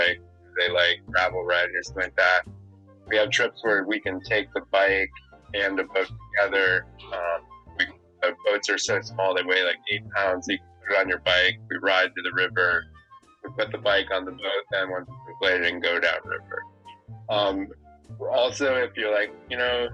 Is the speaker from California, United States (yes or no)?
no; South Florida, United States; now in Maine, United States; I grew up in South Florida